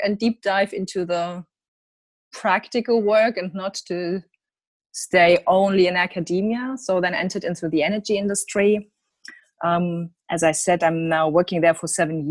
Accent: Germany; I'm from Germany

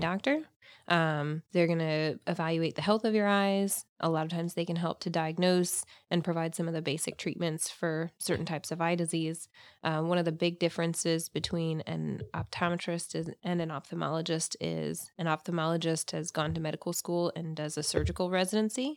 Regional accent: Jacksonville, Florida, United States; I'm actually from Jacksonville

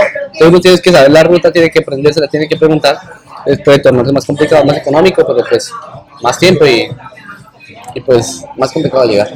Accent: Colombia; moved away; como todo colombiano

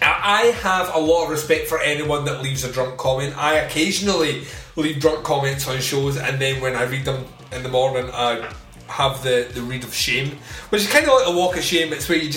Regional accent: Scotland, United Kingdom; we're Scottish. And in Scotland, we don't like words that are, well, letters that are silent.

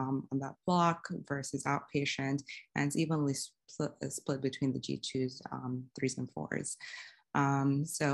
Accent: Saudi Arabia; moved away; I'm originally from Saudi Arabia.

